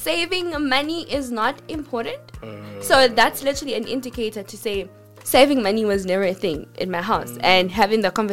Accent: Pretoria, Gauteng, South Africa; So, I come from a township. I come from Atteridgeville and Mamelodi

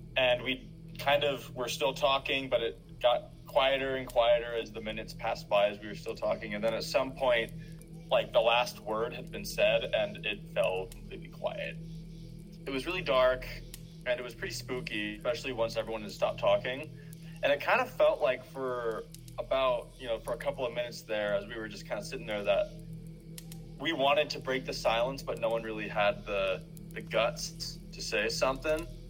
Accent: Northern California, United States; I'm from Northern California

